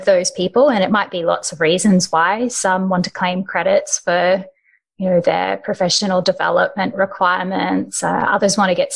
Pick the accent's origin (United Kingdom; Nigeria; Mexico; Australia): Australia; I'm from Australia